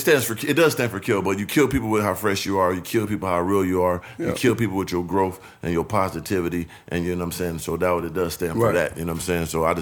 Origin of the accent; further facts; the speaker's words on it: San Diego, California, United States; I'm from Southeast San Diego, man.